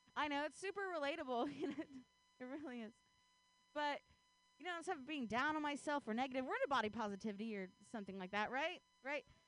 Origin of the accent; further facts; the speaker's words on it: Ohio, United States; now in Bay Area, United States; I grew up in Ohio